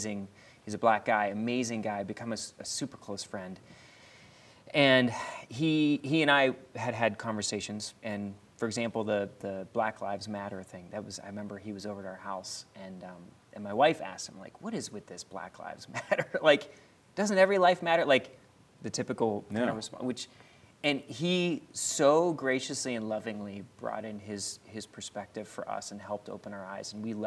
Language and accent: English; Philadelphia, Pennsylvania, United States; now in Pittsburgh, United States; just being a black man growing up in Philadelphia, in the inner city, to being here in Pittsburgh now.